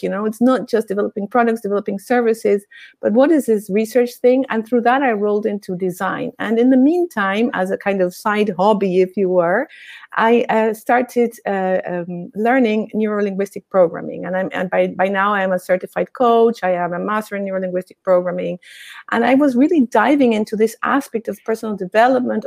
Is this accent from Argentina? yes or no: yes; Argentina; I grew up in Argentina, I'm Argentinian